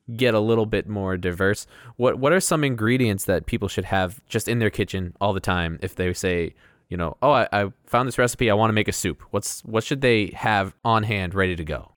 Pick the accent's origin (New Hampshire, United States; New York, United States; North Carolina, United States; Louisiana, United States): New Hampshire, United States; Rindge; also born or lived in Rhode Island; I grew up landlocked in New Hampshire, in, uh, Ringe, New Hampshire